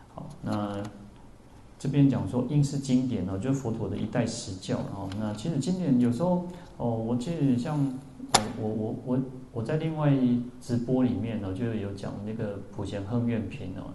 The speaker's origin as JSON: {"language": "Chinese", "region": "Taipei", "country": "Taiwan", "said": "我们台北人"}